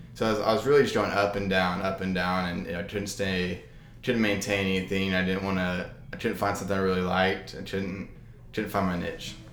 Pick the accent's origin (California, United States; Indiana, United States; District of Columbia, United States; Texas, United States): Texas, United States; Arlington; also born or lived in College Station, Texas; I'm from Arlington, Texas